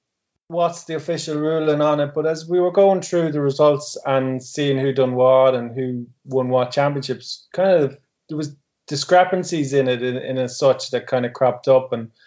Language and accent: English; Ireland; And that's coming from myself, who would be an Irishman